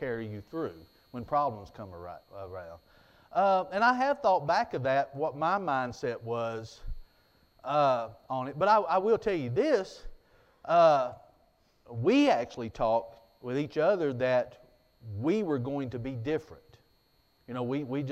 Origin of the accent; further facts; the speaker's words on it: United States; growing up in Jackson County like I did